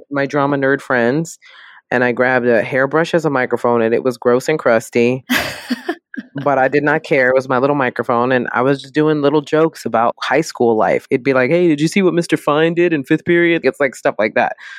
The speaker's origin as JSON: {"language": "English", "town": "New York City", "region": "New York", "country": "United States", "tie": "born or raised there", "said": "I am born and raised in the South Bronx"}